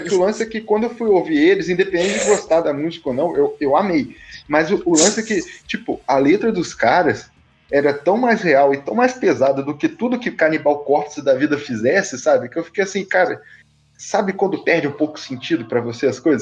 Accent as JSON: {"language": "Portuguese", "region": "Rio de Janeiro", "country": "Brazil", "said": "eu sou do Rio"}